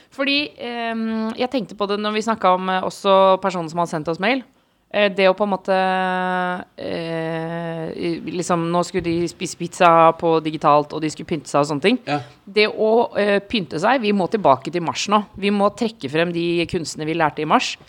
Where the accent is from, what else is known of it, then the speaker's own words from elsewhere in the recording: Oslo, Norway; jeg er fra samme sted som han, en eh, bitte liten del av Oslo